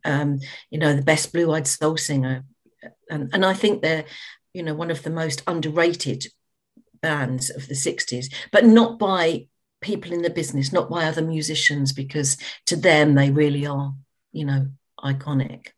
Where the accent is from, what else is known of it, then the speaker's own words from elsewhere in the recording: London, United Kingdom; I grew up in the East End of London